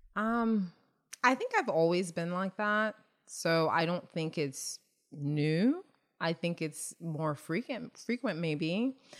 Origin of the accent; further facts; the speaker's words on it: Nigeria; moved away; being Nigerian and growing there, um, there are resilient people and, um, my work ethic and just resilience is what I, I bring, uh, you know, from growing up there